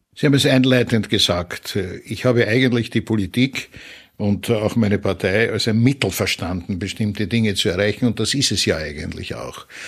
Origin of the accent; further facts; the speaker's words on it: Vienna, Austria; als Wiener aus der Stadt des Sigmund Freud